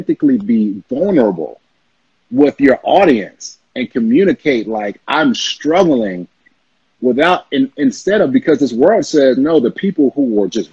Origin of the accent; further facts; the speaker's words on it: the South, United States; we're from the South.